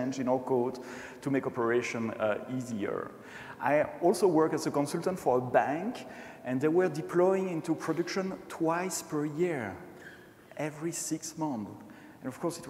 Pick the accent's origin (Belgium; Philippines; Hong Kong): Belgium; Brussels, Brussels-Capital Region; accent: French; first language French; English is a second language; born and raised in Brussels, speaking French usually. Maybe you heard that already, a slight touch of French accent I have.